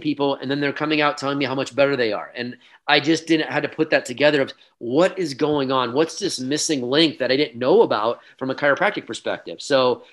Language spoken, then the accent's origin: English; Iowa, United States; also born or lived in Boulder, Colorado; the college was back in my hometown in Iowa